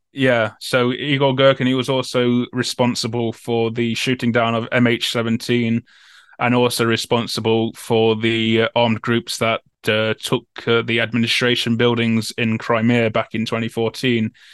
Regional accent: Nottingham, East Midlands, United Kingdom; I'm from Nottingham as well

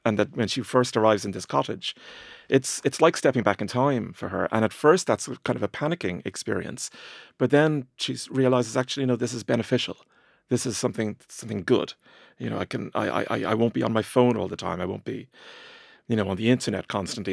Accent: Ireland; growing up in Ireland in the 80s and 90s

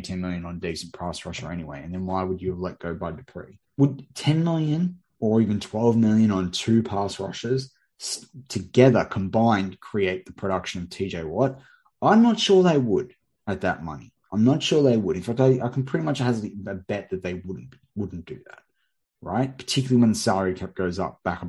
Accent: Australia; some Australian on the other side of the world

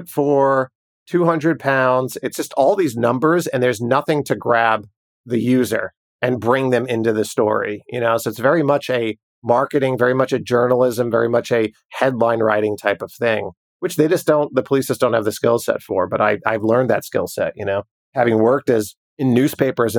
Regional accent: New York, United States; growing up in New York

